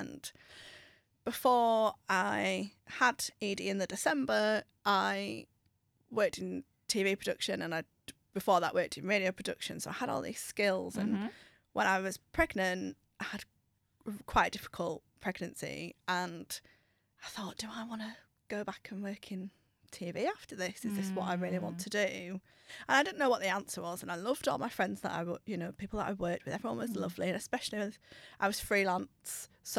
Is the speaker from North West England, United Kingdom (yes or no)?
no; Middlesbrough, North East England, United Kingdom; I'm from Middlesbrough originally, so Lucy, it is definitely mam.